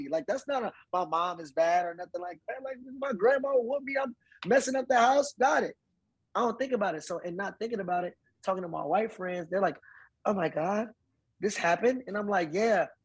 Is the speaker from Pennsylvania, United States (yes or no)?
yes; Philadelphia, Pennsylvania, United States; I come from West Philly. We fought on the court.